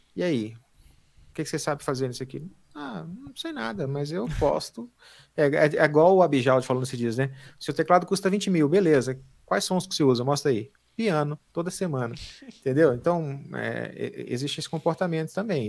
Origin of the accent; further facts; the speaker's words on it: Amazonas, Brazil; also born or lived in Pará, Brazil; eu sou né, natural do Pará né, e fui criado no, no Amazonas